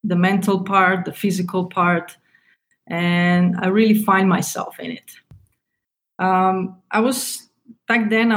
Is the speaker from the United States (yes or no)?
no; Slovenia; moved away as an adult; also born or lived in Germany; was born in Slovenia, and when I was 20, I moved to Germany